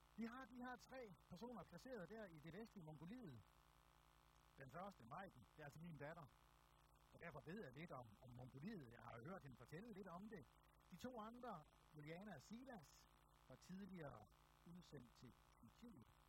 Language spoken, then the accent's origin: Danish; Aarhus, Central Denmark Region, Denmark; jeg er født og opvokset i Aarhus